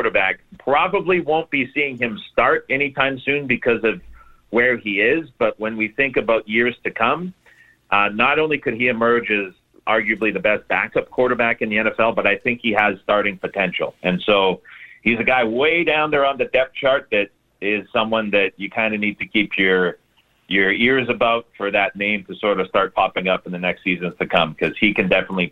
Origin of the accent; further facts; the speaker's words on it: Canada; being Canadian